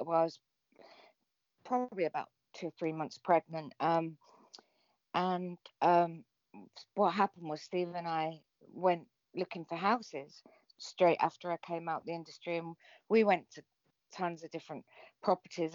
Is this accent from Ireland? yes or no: no; England, United Kingdom; I'm English